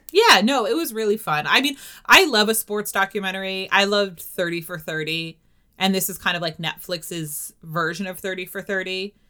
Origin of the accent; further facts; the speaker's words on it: New Hampshire, United States; I'm from New Hampshire